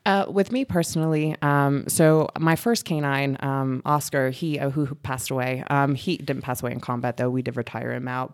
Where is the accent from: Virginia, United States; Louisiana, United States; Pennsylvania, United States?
Pennsylvania, United States; Reading; I grew up in Reading, Pennsylvania, so I'm from the East Coast